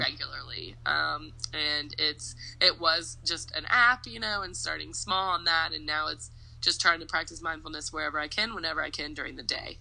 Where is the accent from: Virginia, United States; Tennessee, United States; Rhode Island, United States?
Tennessee, United States; Nashville; moved away as an adult; also born or lived in New York; I was born and raised in Nashville